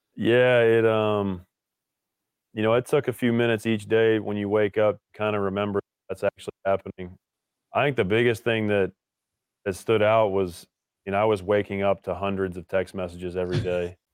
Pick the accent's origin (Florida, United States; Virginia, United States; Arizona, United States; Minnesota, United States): Virginia, United States; Richmond; moved away as an adult; also born or lived in Williamstown, Massachusetts; growing up in Richmond, Virginia, going to the same school my entire upbringing